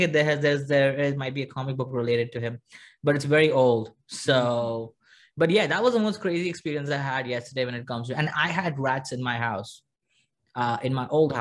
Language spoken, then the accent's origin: English; South India, India; I'm an Indian. I'm a South Indian